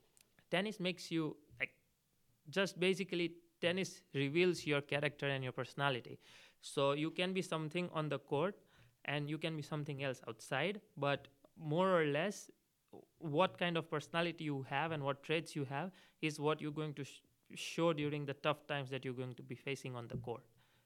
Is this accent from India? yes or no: yes; India; So for 15 years of my life, I only seen Roger Rafa or either Novak towards the later part playing in the finals.